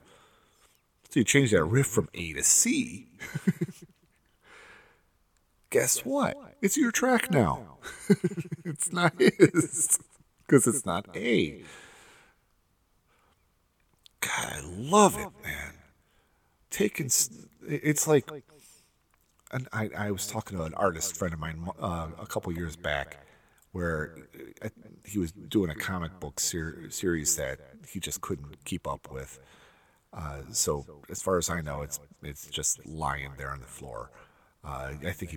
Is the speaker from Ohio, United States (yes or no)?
yes; Cleveland, Ohio, United States; I'm from Cleveland